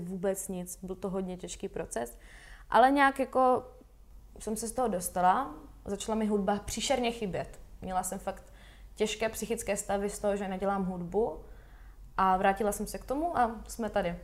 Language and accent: Czech; Valašské Meziříčí, Zlín Region, Czechia; začala jsem chodit do valašského souboru tanců a zpěvu. Jmenovalo se to Ovečky, u nás ve Valmezu